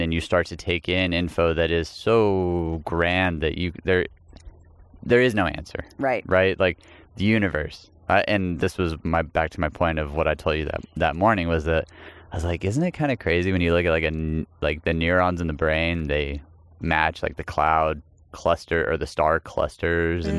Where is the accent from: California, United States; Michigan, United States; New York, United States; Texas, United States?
Texas, United States; I'm from Texas